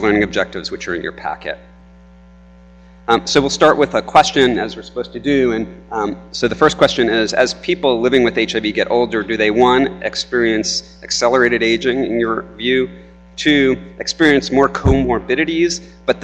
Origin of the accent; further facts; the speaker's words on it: New York, United States; now in North Carolina, United States; I'm from New York